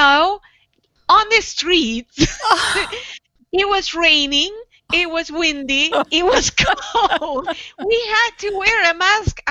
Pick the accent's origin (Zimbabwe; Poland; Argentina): Argentina; moved away as an adult; growing up in Argentina, we both grew up during the dictatorship.